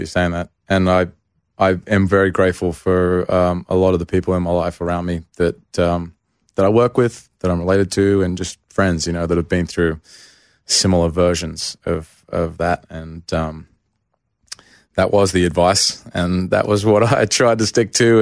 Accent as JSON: {"language": "English", "country": "Australia", "tie": "born or raised there", "moved": "as an adult", "lives_now": "Nashville, United States", "said": "I went back to Australia um, for a month at Christmas. And just, like, I went to my hometown"}